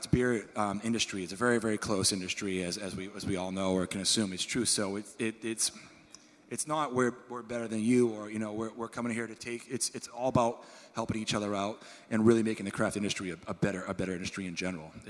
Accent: Maine, United States; I'm from Maine

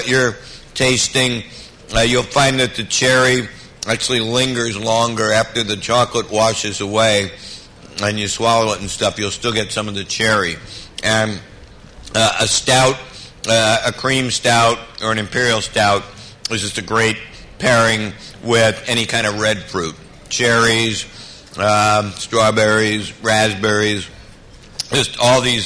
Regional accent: United States; this is America

